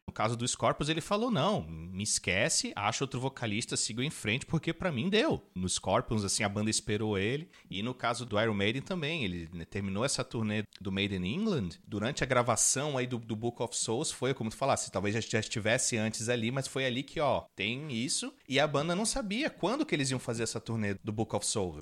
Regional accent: Florianópolis, Santa Catarina, Brazil; a gente é de Florianópolis

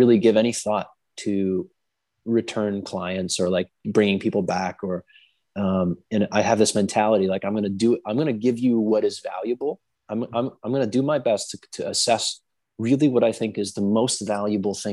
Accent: New Hampshire, United States; this mentality comes from growing up in New Hampshire

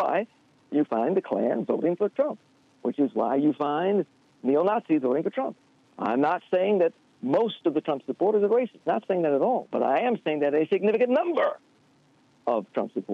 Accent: Baton Rouge, Louisiana, United States; now in Detroit, United States; growing up in Baton Rouge, I was born in 1954

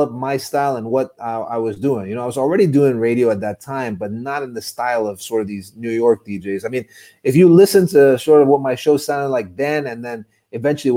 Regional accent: Dubai, United Arab Emirates; a kid born and raised in Dubai

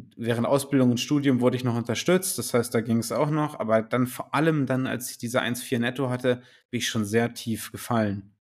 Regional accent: Göttingen, Lower Saxony, Germany; ich komme aus Göttingen

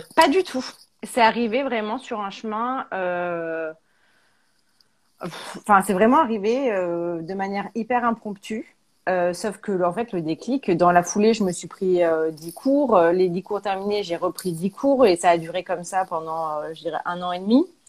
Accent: Auvergne-Rhône-Alpes, France; moved away as an adult; also born or lived in Paris; on est originaire d'Auvergne

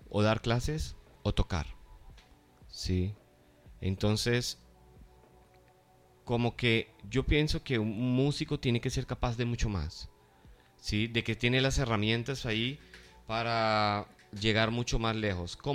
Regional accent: Colombia; eh, todos somos colombianos

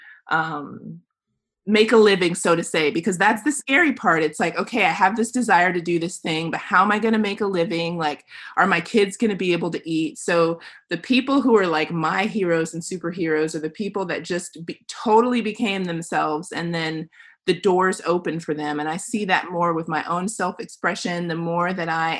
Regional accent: Tennessee, United States; I grew up here. I'm back in my hometown

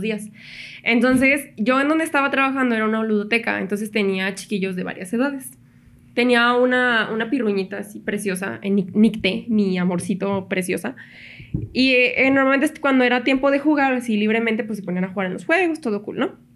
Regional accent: Mexico; Todos los mexicanos ahí empezamos

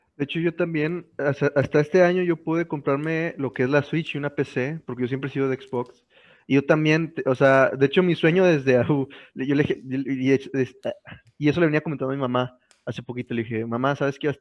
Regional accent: San Nicolás de los Garza, Nuevo León, Mexico; yo iba en ese momento en la secundaria técnica 55, allá por las puentes, en San Nicolás, aquí en Nuevo León

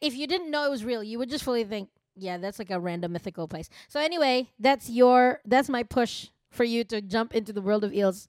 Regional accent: New York, United States; All I'm going to say is, I'm from New York.

